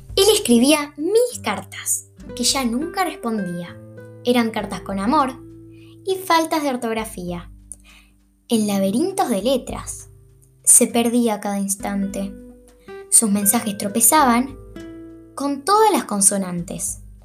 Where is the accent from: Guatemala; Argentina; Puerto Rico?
Argentina; Buenos Aires; nací en Argentina y voy a sexto grado del Colegio San Martín de Tours en la Ciudad Autónoma de Buenos Aires